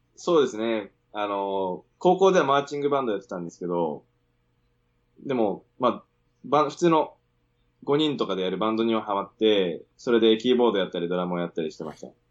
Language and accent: Japanese; Sendai, Miyagi, Japan; moved away as an adult; also born or lived in Sydney, Australia; 出身仙台です